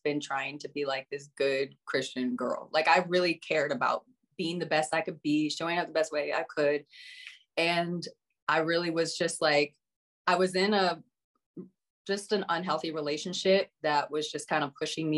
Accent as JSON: {"language": "English", "region": "Colorado", "country": "United States", "said": "Colorado. Okay. And I grew up homeschooled"}